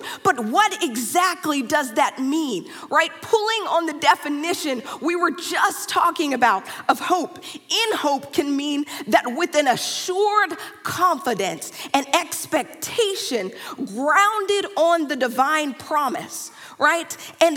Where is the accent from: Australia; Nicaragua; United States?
United States; Dallas, Texas; moved away; I am from Dallas, Texas